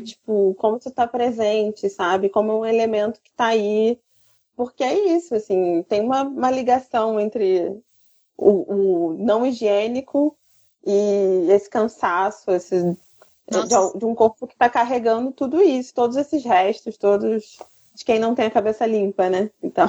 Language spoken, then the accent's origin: Portuguese; Rio de Janeiro, Brazil; como carioca